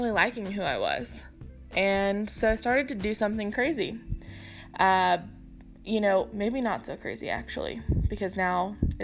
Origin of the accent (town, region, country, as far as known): Houston, Texas, United States